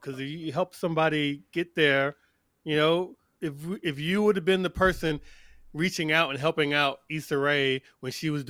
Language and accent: English; New York, United States; also born or lived in Atlanta; now in Greenville, United States; I'm originally from New York, lived in Atlanta for the last 15 years, and now I'm in Greenville, South Carolina.